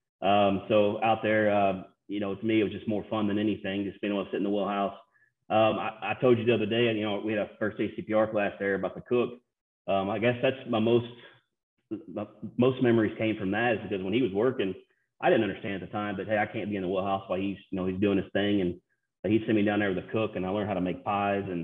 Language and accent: English; East Prairie, Missouri, United States; also born or lived in Sikeston, Missouri / Scott City, Missouri; I was born in Sikeston, Missouri, but I lived in East Prairie, Missouri the first 10 years of my life